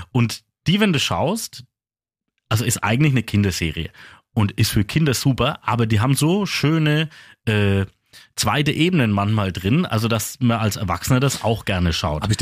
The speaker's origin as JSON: {"language": "German", "town": "Küps", "region": "Bavaria", "country": "Germany", "said": "Hallo, ich komme aus Küps."}